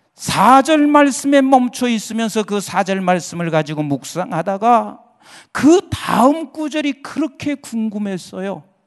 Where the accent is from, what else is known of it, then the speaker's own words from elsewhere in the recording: Boryeong, South Chungcheong, South Korea; moved away; 제 고향이 충청남도 대천이에요.